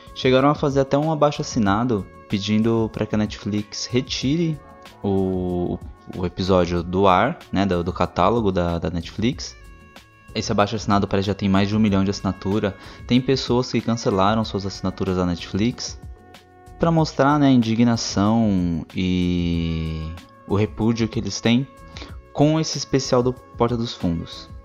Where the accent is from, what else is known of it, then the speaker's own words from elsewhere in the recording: Brazil; Eu sou brasileiro